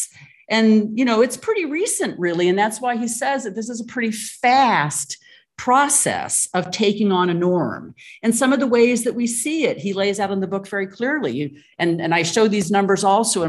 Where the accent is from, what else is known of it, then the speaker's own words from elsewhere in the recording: United States; moved away; it's my home country, the United States